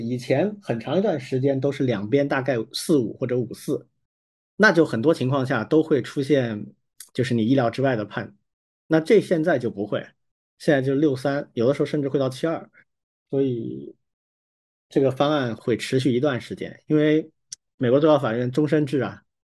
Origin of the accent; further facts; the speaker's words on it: Wuhan, Hubei, China; 我有一个小学加初中的同班同学，也跟我一样都是父母都是武大的，所以我们是一个院子里玩儿长大的